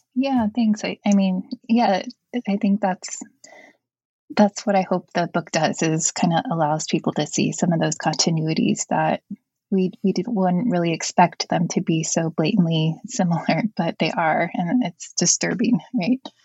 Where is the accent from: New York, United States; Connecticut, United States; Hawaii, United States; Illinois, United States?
Hawaii, United States; Native Hawaiian, United States; I'm Native Hawaiian